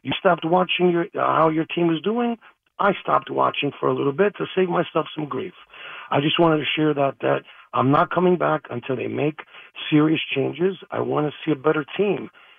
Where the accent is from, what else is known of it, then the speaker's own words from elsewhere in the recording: Queens, New York, United States; Born and raised in Queens. Used to imitate Don Mattingly. I grew up born in 76, and I was raised with the Yankees playing stickball in the streets.